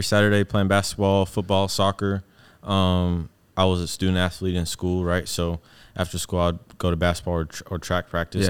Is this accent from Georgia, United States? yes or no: yes; Atlanta, Georgia, United States; born there; That's where my little sister was born. I was born in Atlanta.